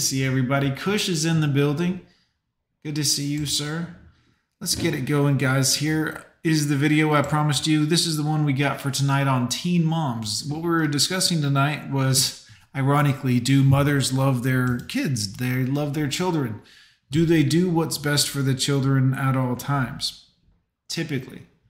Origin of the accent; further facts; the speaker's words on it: Fort Lauderdale, Florida, United States; I grew up in Fort Lauderdale.